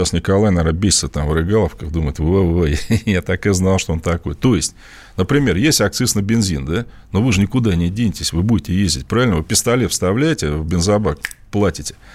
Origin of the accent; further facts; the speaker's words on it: Moscow Oblast, Russia; Я, кстати, москвич э, в первом поколении, точнее даже, наверное, не в первом, я из Подмосковья.